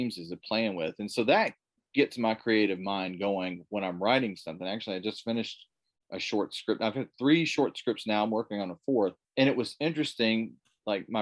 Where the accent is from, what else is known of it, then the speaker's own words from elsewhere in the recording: Dawson Springs, Kentucky, United States; now in Evansville, United States; I grew up in a place called Dawson Springs, Kentucky